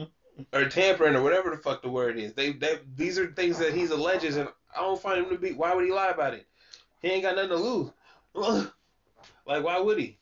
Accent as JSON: {"language": "English", "town": "Sacramento", "region": "California", "country": "United States", "tie": "born or raised there", "said": "somebody that lived, born and raised in Sacramento"}